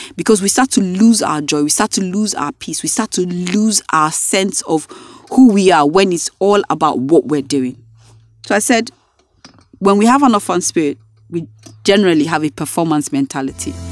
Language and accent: English; Nigeria; being a Nigerian